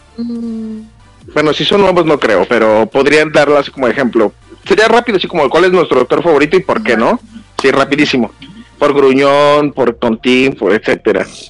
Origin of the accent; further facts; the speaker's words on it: Jalisco, Mexico; de mi pueblo natal, Jalisco